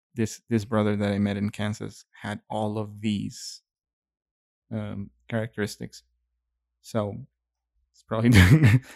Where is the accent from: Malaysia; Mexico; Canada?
Mexico; moved away; growing up in Mexico